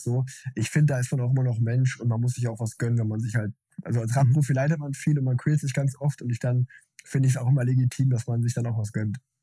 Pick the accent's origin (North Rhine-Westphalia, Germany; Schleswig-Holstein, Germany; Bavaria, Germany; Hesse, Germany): North Rhine-Westphalia, Germany; Unna; ich bin in Unna groß geworden, so eine kleine Stadt in Westfalen